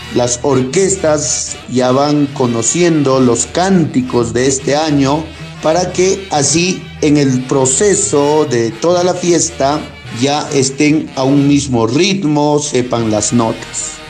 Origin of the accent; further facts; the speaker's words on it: Carhuamayo, Junín, Peru; nuestro distrito de Carhuamayo